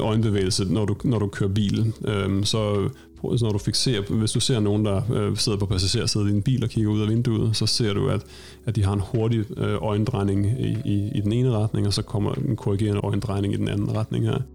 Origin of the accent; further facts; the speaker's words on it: Denmark; moved away as an adult; now in Stockholm, Sweden; Jeg er oprindeligt fra Danmark og har taget min uddannelse via Danmark